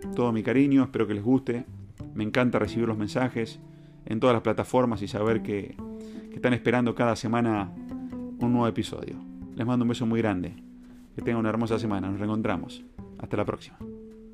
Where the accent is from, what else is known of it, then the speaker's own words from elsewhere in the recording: Argentina; soy argentino y me gusta ser argentino.